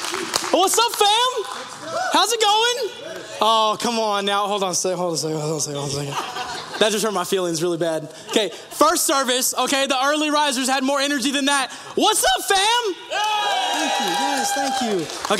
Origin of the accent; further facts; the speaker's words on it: Sacramento, California, United States; also born or lived in Yuba City; I was a teenager, and I grew up in Sacramento and also on Beale Air Force Base right there in Yuba City.